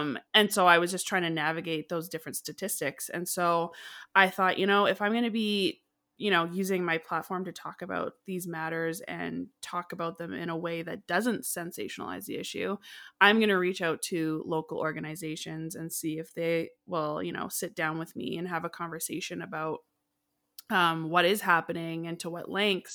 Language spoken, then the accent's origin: English; Canada; also born or lived in Calgary, Alberta; I'm from Canada